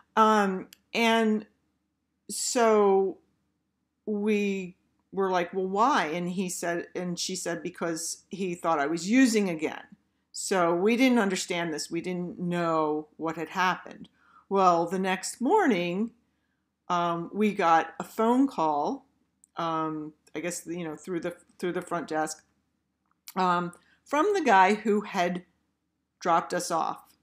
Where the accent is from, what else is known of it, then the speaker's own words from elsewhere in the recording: Philadelphia, Pennsylvania, United States; we're from Philly